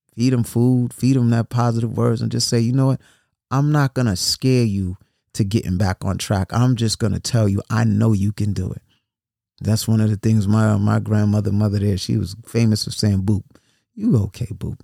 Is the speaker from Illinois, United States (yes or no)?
no; New York City, New York, United States; I grew up in New York City